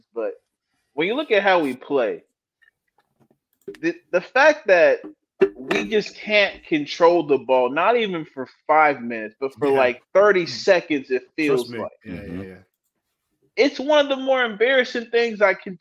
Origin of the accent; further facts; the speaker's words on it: Kenya; As a Kenyan